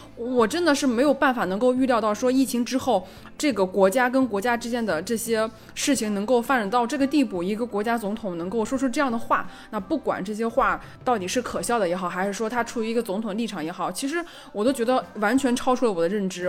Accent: China; 我是中国人

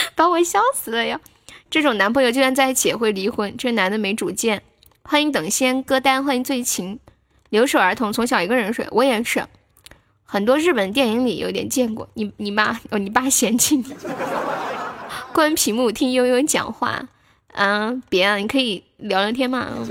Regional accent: Nanchong, Sichuan, China; also born or lived in Guangdong; 我也是南充的

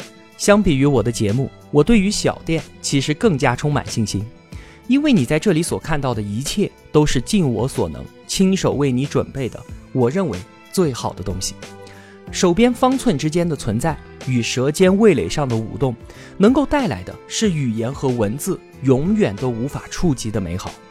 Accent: Yunnan, China; 我是一个土生土长的云南人，我爷爷呢，他十六岁就从东北哈尔滨来到这最西南的边缘之境，扎根在彩云之南。

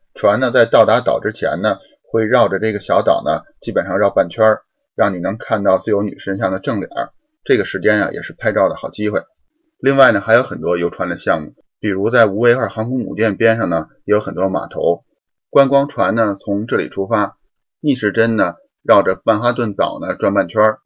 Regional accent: Beijing, China; moved away as an adult; now in Windsor, Canada; 我从北京来的

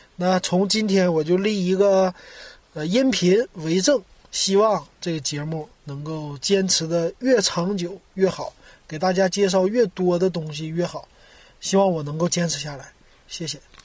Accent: Shenyang, Liaoning, China; now in Shanghai, China; 我是沈阳的

